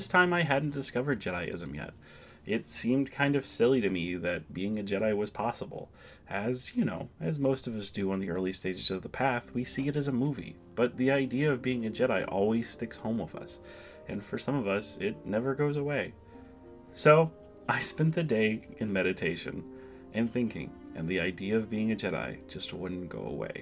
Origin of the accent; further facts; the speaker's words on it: United States; as an American, onion is kind of a staple of our diet.